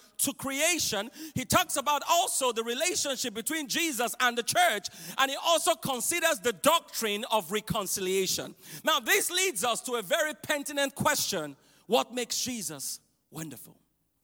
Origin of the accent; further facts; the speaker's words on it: Nigeria; I grew up in Nigeria, West Africa